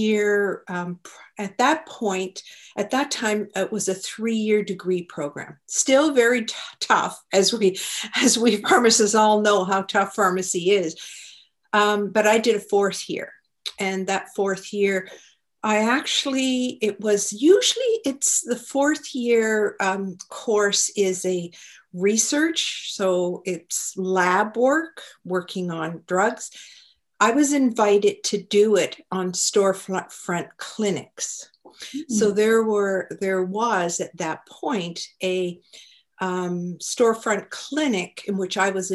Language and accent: English; Halifax, Nova Scotia, Canada; I'm an East Coaster. I was born in Halifax